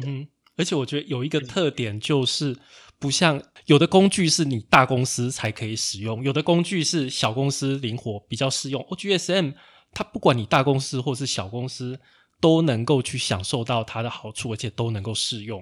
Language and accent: Chinese; Taichung, Taiwan; 其实我是台中人啊